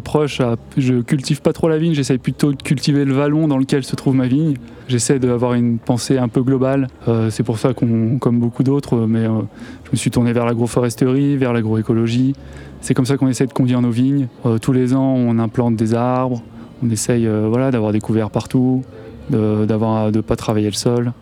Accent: Chamonix, Auvergne-Rhône-Alpes, France; now in Bugey, France; Je suis originaire de Chamonix

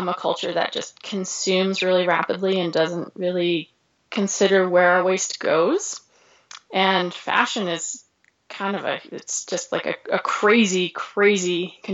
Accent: Northeast, United States; moved away as an adult; now in Missoula, United States; I grew up in the Northeast, so I grew up skiing in Vermont and New Hampshire and Maine

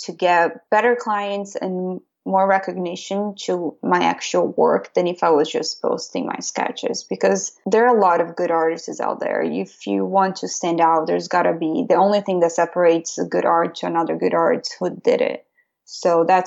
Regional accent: Brazil; now in Pennsylvania, United States; I'm from Brazil

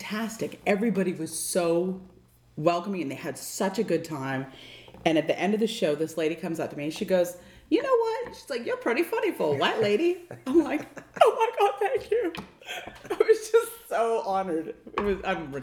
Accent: Maine, United States; moved away; I'm from Maine, so, you know, that's where they make white people.

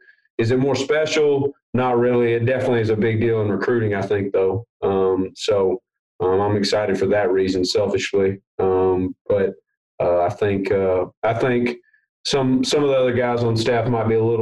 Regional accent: Jackson, Tennessee, United States; I'm from Jackson, Tennessee, so that's just outside of Memphis

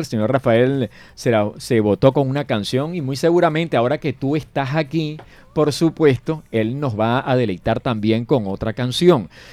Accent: Venezuela; now in Colombia

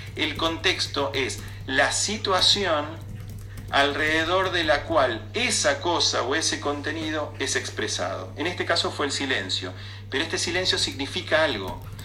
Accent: Buenos Aires, Argentina; also born or lived in Flores, Buenos Aires; lo real y lo cierto que tenía Villaluro para mí en los primeros nueve años de mi vida

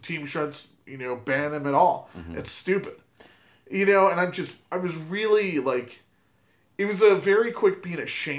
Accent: United States; as an American

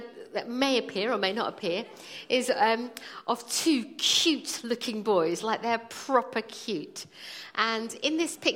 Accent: London, United Kingdom; also born or lived in India; now in Croydon, United Kingdom; I was born in India, did most of my growing up in Wimbledon, and have lived in Croydon for the last 20 or so years

